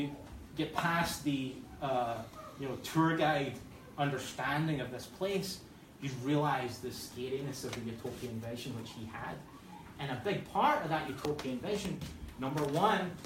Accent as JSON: {"language": "English", "region": "Scotland", "country": "United Kingdom", "moved": "yes", "said": "I am from Scotland, and and it's the second greatest country in the world after the Republic of Texas"}